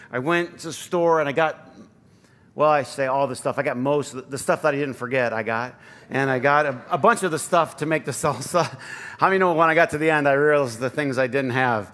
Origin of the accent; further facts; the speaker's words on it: Flint, Michigan, United States; how I grew up, you know, in Flint